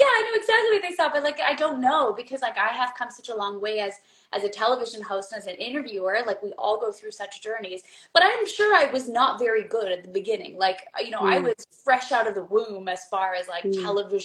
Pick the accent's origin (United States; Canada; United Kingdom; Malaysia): Canada; Being a Canadian